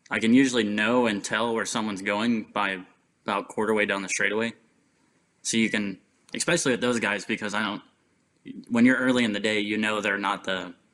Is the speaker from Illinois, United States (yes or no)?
no; Tulsa, Oklahoma, United States; I'm from here.